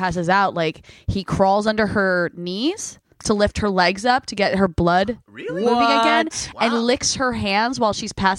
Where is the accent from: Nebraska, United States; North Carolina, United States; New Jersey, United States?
New Jersey, United States; I'm from Bumblefuck Jersey.